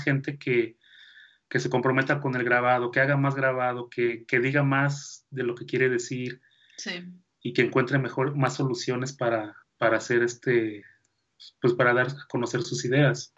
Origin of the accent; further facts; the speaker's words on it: Mexico; Yo soy mexicano porque yo aquí nací